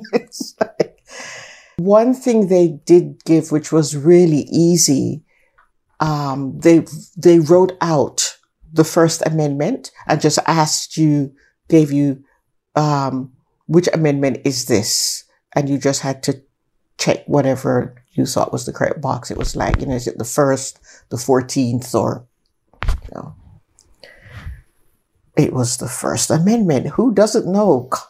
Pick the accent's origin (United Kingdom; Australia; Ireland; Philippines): United Kingdom; London; born there; I was born in London, England. I was born in Paddington General Hospital, as it was then.